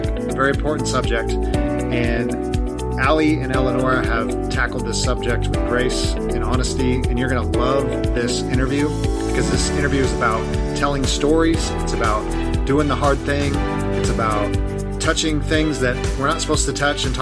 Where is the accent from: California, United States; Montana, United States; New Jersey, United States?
California, United States; Long Beach; born or raised there; also born or lived in Los Angeles